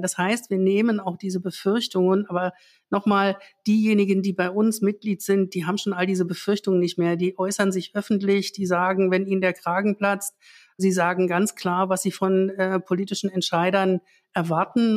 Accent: East Germany, Germany; Ich bin selbst in der DDR aufgewachsen

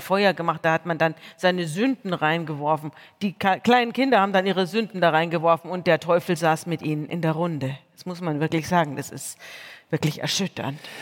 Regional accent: Munich, Bavaria, Germany; Ich komme von dort, ich komme aus München, ich bin aus einer Pfarrersfamilie

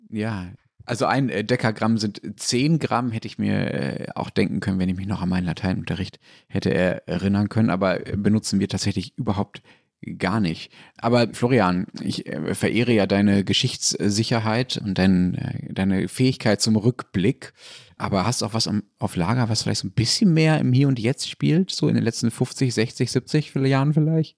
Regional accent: Germany

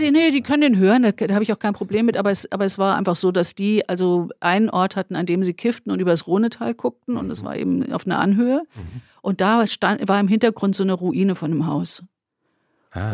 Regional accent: Wetzlar, Hesse, Germany; ich war eben in dieser Fachwerkmitte quasi als Kind

